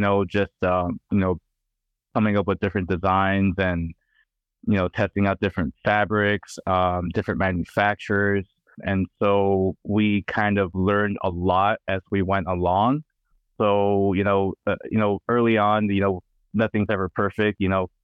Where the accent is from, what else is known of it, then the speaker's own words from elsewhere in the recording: California, United States; I'm from California